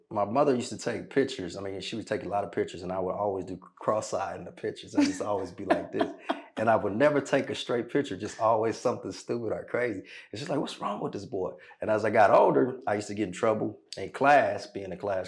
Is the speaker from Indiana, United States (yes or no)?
no; Los Angeles, California, United States; also born or lived in Gardena, California / Inglewood, California / Atlanta / New York; now in Rancho, United States; Born and raised L.A., Gardena, Inglewood area.